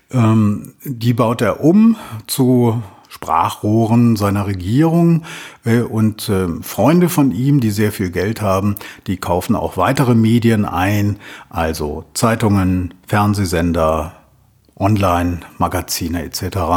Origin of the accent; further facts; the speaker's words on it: Berlin, Germany; accent: German; now in Vienna, Austria; Wie man an meinem Akzent unschwer hören kann, bin ich ein Piefke, ein Deutscher. Ich komme aus Berlin und äh, ich bin in Wien hängen geblieben.